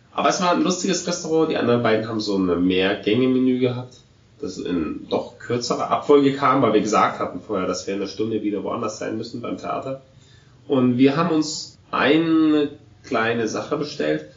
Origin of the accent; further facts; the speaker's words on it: Germany; Aber als Deutscher